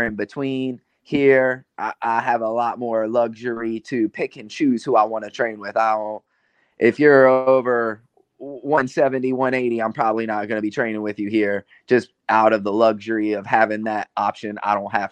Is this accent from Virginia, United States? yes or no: yes; Virginia, United States; moved away as an adult; now in Houston, United States; originally I was out of Virginia